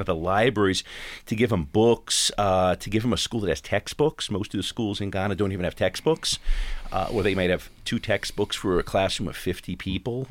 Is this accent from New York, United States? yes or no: yes; Long Island, New York, United States; moved away as an adult; now in Pittsburgh, United States; I grew up on Long Island